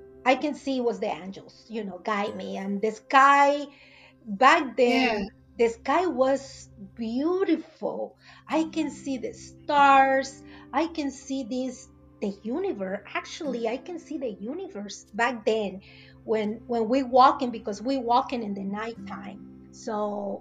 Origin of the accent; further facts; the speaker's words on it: Veracruz, Mexico; English is a second language; moved away as an adult; now in United States; I'm original from Mexico. Exactly. The state is Veracruz